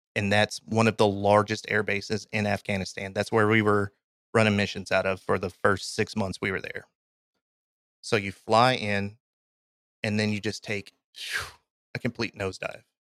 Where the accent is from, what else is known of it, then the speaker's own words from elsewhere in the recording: Kentucky, United States; I'm from Kentucky. I've been in Kentucky or in the South pretty much my entire life.